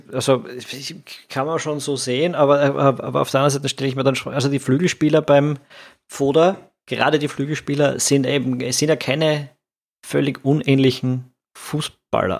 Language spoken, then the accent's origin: German; Austria; als Österreicher